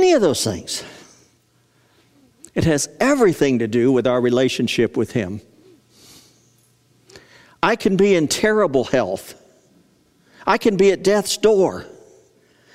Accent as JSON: {"language": "English", "country": "United States", "said": "an American"}